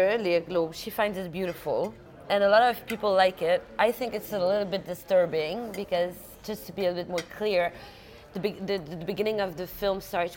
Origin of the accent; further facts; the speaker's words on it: Denmark; also born or lived in Paris, France; My father's French, my mother's Polish, and I grew up in Denmark.